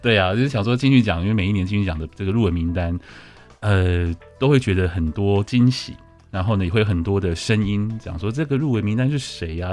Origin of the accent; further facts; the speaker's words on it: northern Taiwan, Taiwan; 我也是越北部小孩